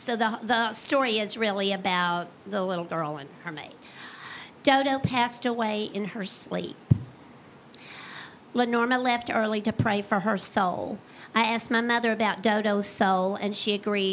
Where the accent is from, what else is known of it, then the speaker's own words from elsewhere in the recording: East Tennessee, United States; I'm from East Tennessee